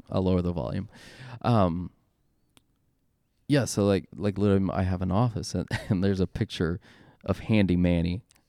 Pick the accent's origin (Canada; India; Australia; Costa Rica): Costa Rica; Yes, I'm brown. Yes, I'm Hispanic. Yes, I'm from Costa Rica.